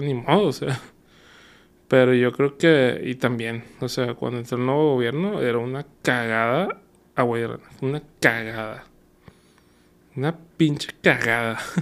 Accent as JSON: {"language": "Spanish", "town": "Monterrey", "region": "Nuevo León", "country": "Mexico", "also_born_or_lived": "Guadalajara", "said": "nuestro clásico regio"}